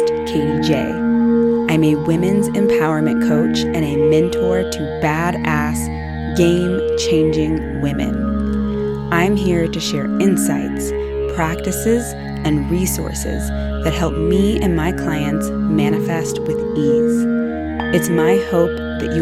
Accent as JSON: {"language": "English", "town": "Houston", "region": "Texas", "country": "United States", "tie": "born or raised there", "said": "I'm from Texas as well. I don't know if you know that, but I was born in Houston"}